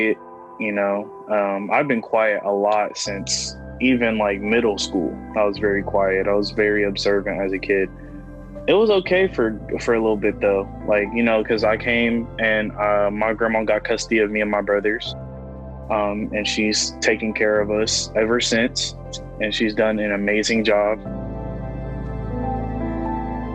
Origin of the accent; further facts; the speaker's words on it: Columbus, Ohio, United States; I'm 18, and I'm from Columbus, Ohio.